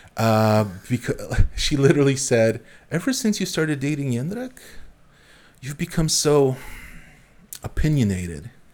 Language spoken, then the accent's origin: English; Warsaw, Masovian Voivodeship, Poland; now in Berlin, Germany; I come from Warsaw